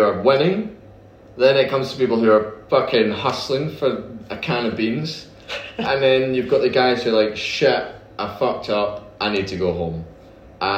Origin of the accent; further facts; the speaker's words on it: United Kingdom; moved away as an adult; now in Dubai, United Arab Emirates; back home, we're from Britain, but we're out here